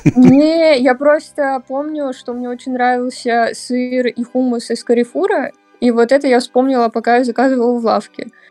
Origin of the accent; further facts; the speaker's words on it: Saint Petersburg, Russia; Я родилась в Питере